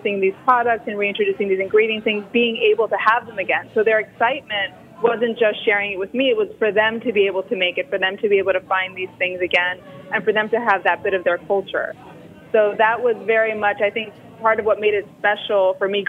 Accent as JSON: {"language": "English", "town": "Miami", "region": "Florida", "country": "United States", "tie": "born or raised there", "also_born_or_lived": "New York City, United States", "moved": "as an adult", "said": "I grew up in Miami and lived for 22 years in New York"}